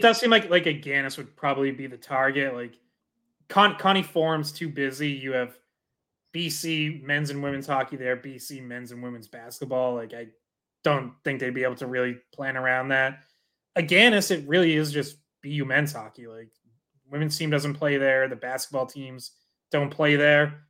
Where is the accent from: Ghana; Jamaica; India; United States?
United States; Dracut, Massachusetts; I'm from Dorica, so I'm with you, like, went to Lockmarks's games growing up, Lowell Spinners